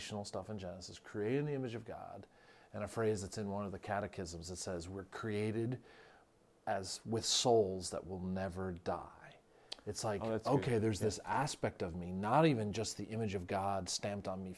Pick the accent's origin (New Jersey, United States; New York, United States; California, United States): New Jersey, United States; I'm from Jersey. There's aspects of being distinctly Jersey that is worth celebrating.